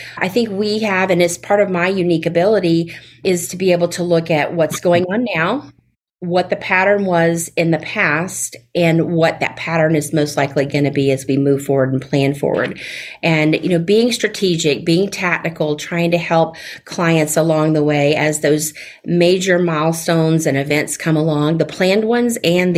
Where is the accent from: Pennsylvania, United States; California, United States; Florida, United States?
Florida, United States; Fort Walton Beach; accent: Southern; moved away as an adult; now in Tampa Bay area, United States; I am a native of Florida, but I'm originally from the Panhandle, the Florida Panhandle, where the world's most beautiful beaches are, up near Fort Walton Beach